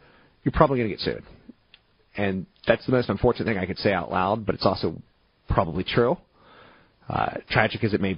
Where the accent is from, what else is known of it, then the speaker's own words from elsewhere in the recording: East Coast, United States; also born or lived in overseas; I grew up on the East Coast in various locations and overseas.